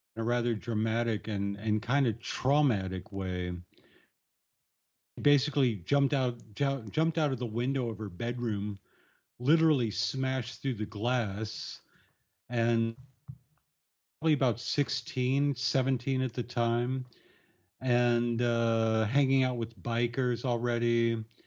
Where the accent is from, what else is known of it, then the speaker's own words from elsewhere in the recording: Tucson, Arizona, United States; moved away; growing up in Tucson, Arizona